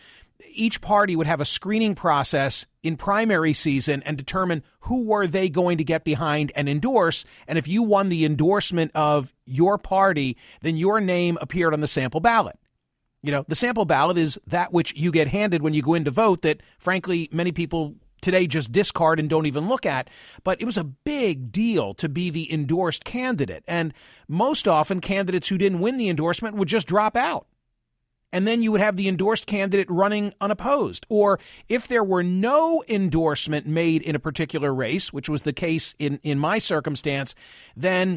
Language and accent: English; Pennsylvania, United States; in my home state of Pennsylvania